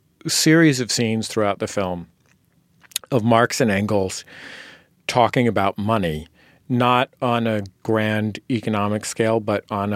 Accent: California, United States; I was born and raised in California

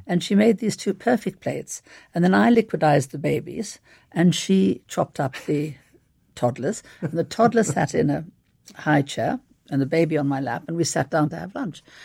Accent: South Africa; moved away; also born or lived in London; I grew up in South Africa

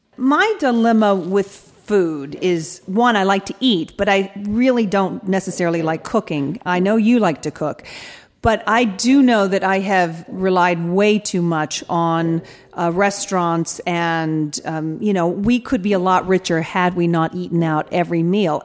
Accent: Atlanta, Georgia, United States; moved away as an adult; also born or lived in England; now in California, United States; I actually moved from Atlanta to England

